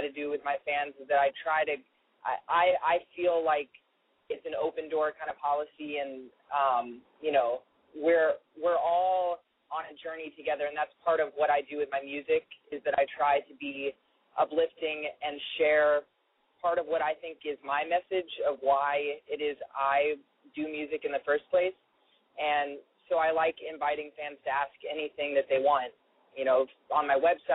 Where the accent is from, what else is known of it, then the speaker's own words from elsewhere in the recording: Nashville, Tennessee, United States; moved away as an adult; now in New York, United States; I'm from Nashville originally, and I grew up singing, like, gospel music